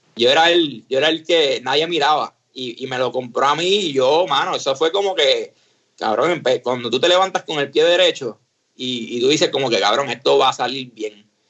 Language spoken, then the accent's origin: Spanish; San Juan, Puerto Rico; moved away as an adult; now in San Antonio, United States; nosotros nos criamos en, en Río Piedra, en Colinas Verdes